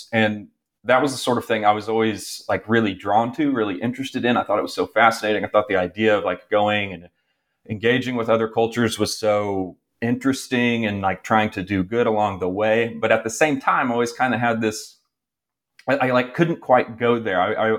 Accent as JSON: {"language": "English", "region": "Oklahoma", "country": "United States", "tie": "born or raised there", "said": "I'm originally from Oklahoma, did all three of my degrees at the University of Oklahoma. And I grew up pretty religious, so I grew up Episcopalian, but in this kind of more evangelical environment in Oklahoma"}